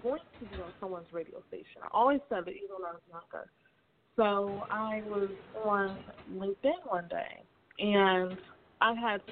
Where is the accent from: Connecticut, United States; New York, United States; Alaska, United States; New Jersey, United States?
Connecticut, United States; Hartford; moved away as an adult; now in Georgia, United States; So I am originally from Hartford, Connecticut, and I moved to Georgia in December of 2014.